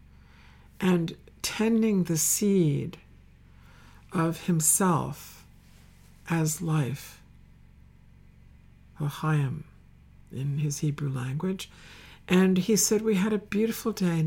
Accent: Northeast, United States; I was from the Northeast

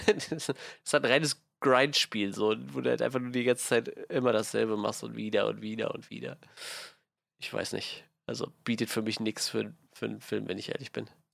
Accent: Germany; wir kommen aus Deutschland.

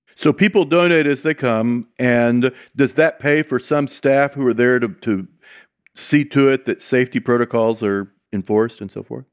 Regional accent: Southern California, United States; I grew up in Southern California

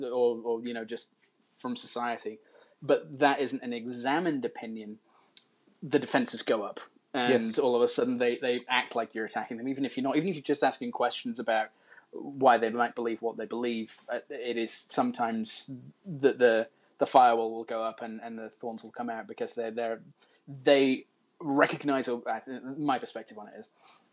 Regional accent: Birmingham, West Midlands, United Kingdom; I grew up in Moseley in Birmingham

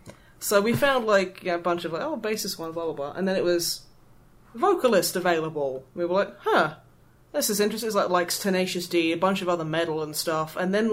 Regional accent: East Midlands, United Kingdom; I call them cobs because I'm from the East Midlands.

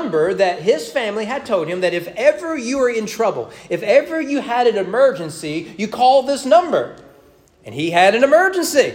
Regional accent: Owen County, Kentucky, United States; we grew up in Owen County

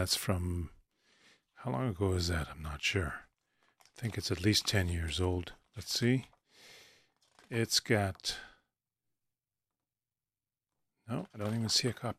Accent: Toronto, Ontario, Canada; I was born in Toronto.

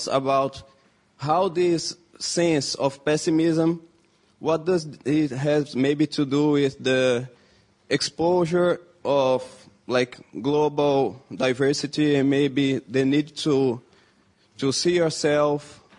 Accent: Brazil; I'm from Brazil. And so that's the reality that I kind of come from and talk from

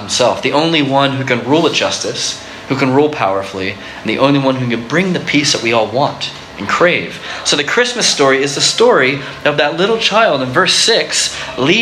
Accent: Florida, United States; When I grew up in Florida

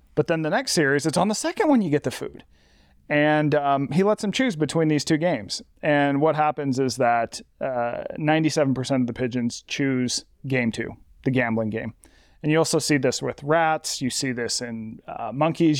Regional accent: Las Vegas, Nevada, United States; my hometown of Las Vegas

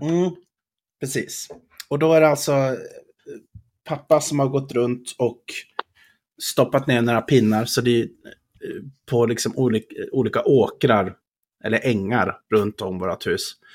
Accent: Skattungbyn, Dalarna County, Sweden; moved away; vi var ju båda hemma i Skattungbyn och hälsade på

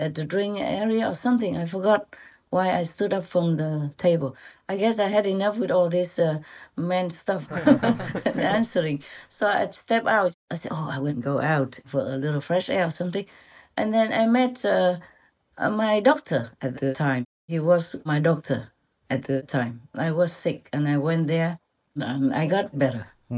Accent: Vietnam; moved away; from Vietnam, born in 19 so-and-so, in such and such province or city

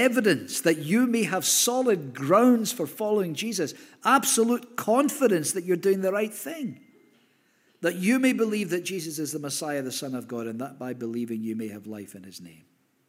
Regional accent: Hamilton, Scotland, United Kingdom; oh, we lived in Hamilton, I was brought up in Hamilton.

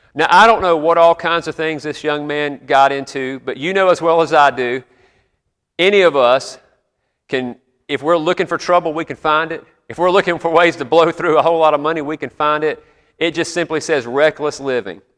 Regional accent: South Carolina, United States; moved away as an adult; I grew up there and lived most of my life there before the Army, pastored there.

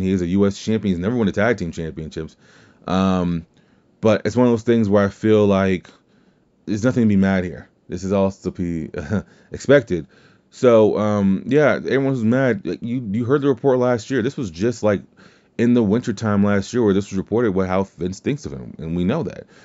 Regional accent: the South, United States; accent: southern drawl; my southern accent, my southern drawl

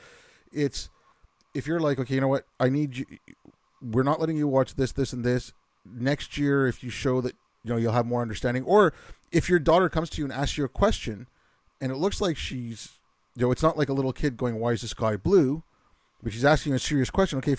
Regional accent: Quebec, Canada; growing up in Quebec

